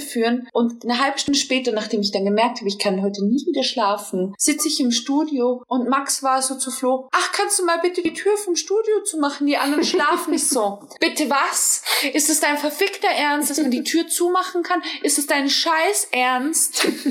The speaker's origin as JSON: {"language": "German", "country": "Germany", "tie": "born or raised there", "said": "Ich komme aus Deutschland, ich bin gebürtige Deutsche"}